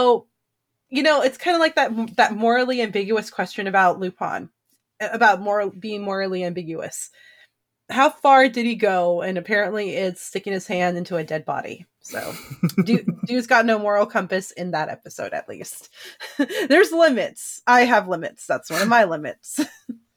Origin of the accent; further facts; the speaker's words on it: California, United States; I'm from California